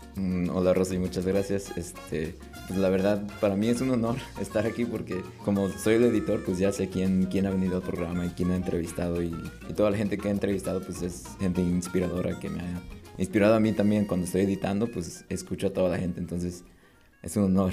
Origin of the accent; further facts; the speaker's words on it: Napa, California, United States; also born or lived in Mexico; todo empezó en, Napa Valley. ahí es donde crecí.